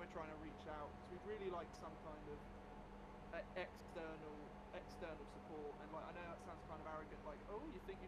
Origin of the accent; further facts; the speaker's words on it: United Kingdom; we're British